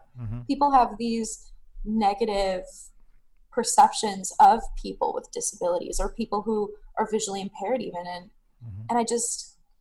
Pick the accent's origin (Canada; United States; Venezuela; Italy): Canada; Sudbury, Ontario; now in Ottawa, Canada; I grew up north in Sudbury.